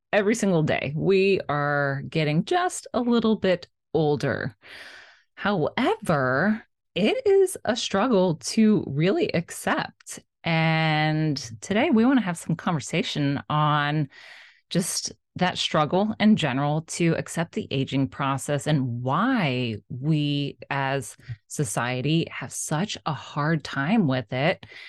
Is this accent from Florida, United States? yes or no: yes; South Florida, United States; I grew up in South Florida